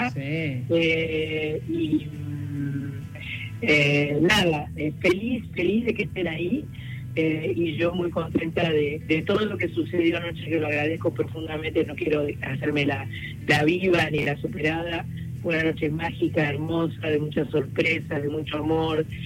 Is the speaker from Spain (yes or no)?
no; Buenos Aires, Argentina; soy porteña y a Buenos Aires